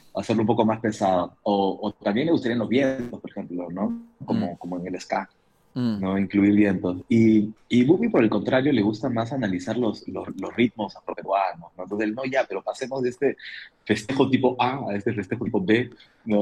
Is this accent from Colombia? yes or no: no; Lima, Peru; los limeños solemos usar muchas palabras que podrían ser despectivas